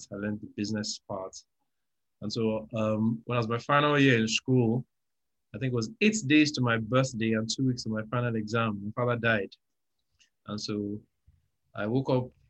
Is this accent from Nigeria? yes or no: yes; Nigeria; also born or lived in Lagos; I'm a Nigerian. I live in Lagos.